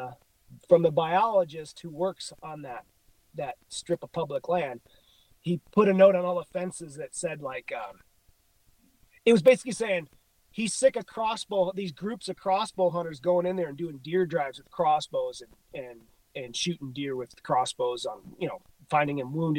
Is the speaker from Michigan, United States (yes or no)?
no; Illinois, United States; moved away as an adult; now in Missoula, United States; You know, Illinois, my home state. I grew up there. I moved here when I was 18. So I've been here for, I don't know, fucking 50 years.